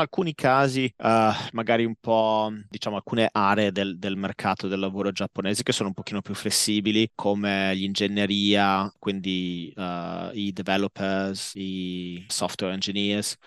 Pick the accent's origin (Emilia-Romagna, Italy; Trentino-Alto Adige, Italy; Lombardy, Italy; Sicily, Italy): Emilia-Romagna, Italy; Modena; moved away as an adult; also born or lived in London; now in Tokyo, Japan; Io sono, uh, sono, originario di Modena, Ho, sono nato e cresciuto a Modena